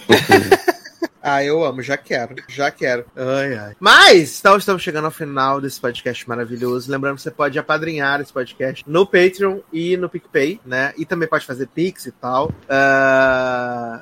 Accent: Rio de Janeiro, Brazil; Eu sou do Rio de Janeiro

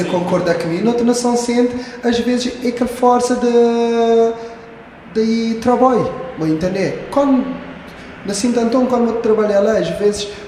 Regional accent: Santo Antão, Cape Verde; moved away as an adult; also born or lived in Brazil; Eu mesmo, me queria voltar para Sintatom.

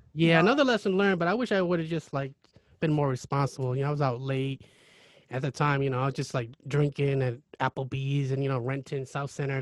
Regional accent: Kelso, Washington, United States; also born or lived in Cambodia (born) / Seattle, Washington / Longview, Washington; a lot of my growing up was in Kelso, and then I went to high school in Longview

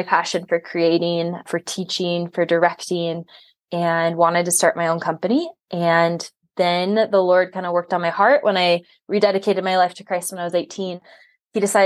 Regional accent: Lake Superior, Wisconsin, United States; moved away as an adult; now in Grand Junction, United States; And I originally grew up in Wisconsin, right on Lake Superior. It's pretty much Canada, Lake Superior, my hometown.

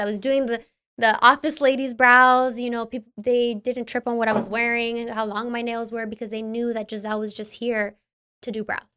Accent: Ventura County, California, United States; also born or lived in Los Angeles; I come from Ventura County. I went to beauty school here

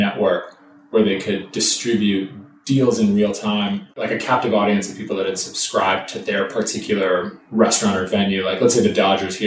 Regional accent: Minnetonka, Minnesota, United States; moved away as an adult; also born or lived in San Francisco; now in Los Angeles, United States; I grew up in Minnetonka, Minnesota. It's a west suburb of Minneapolis

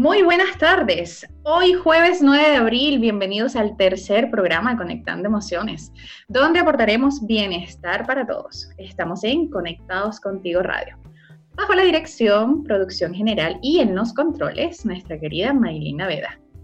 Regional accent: Venezuela; now in Chile; quienes somos de Venezuela

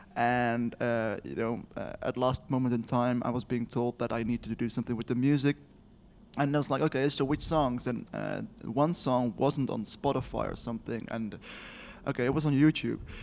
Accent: Netherlands; I'm from the Netherlands

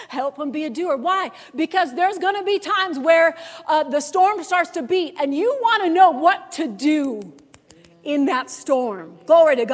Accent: Orchard Park, New York, United States; now in Denver, United States; I grew up in Buffalo, New York. I actually grew up in that town I was talking about, Orchard Park

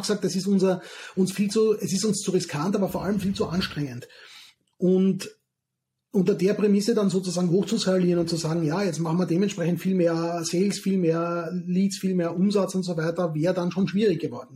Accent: southern Austria, Austria; moved away; aus meiner alten Heimat im Süden von Österreich

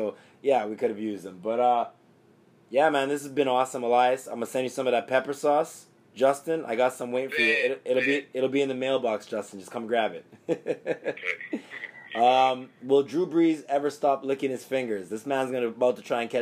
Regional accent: Jamaica; I'm Jamaican, right? So when Jamaicans say mother, we say mutta.

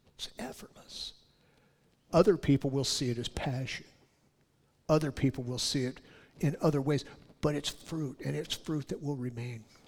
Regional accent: California, United States; I'm from California

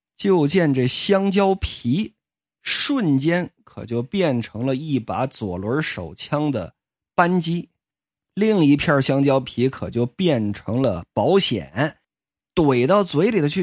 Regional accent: Jinzhou, Liaoning, China; 在我老家就辽宁锦州啊

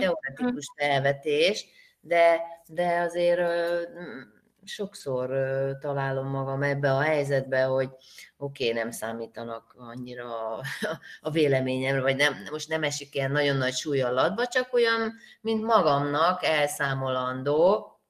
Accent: Hungary; én vidéken nőttem fel

